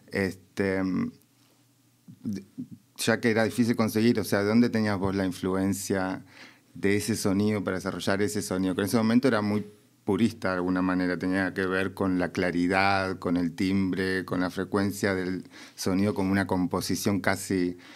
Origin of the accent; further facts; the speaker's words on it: Mendoza, Argentina; moved away; en Mendoza, de donde vengo